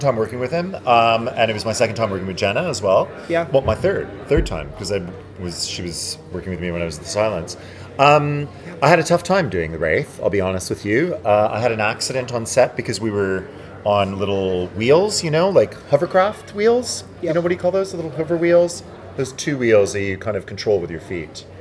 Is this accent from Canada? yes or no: yes; Montreal, Quebec, Canada; now in United Kingdom; very cold in Montreal, which is where I'm from, which is the French part. Um, I grew up in a place called Ville d'Anjou